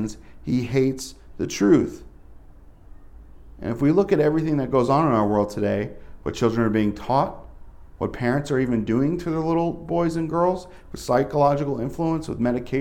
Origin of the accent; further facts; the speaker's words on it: Northeast, United States; moved away; I'm from the Northeast.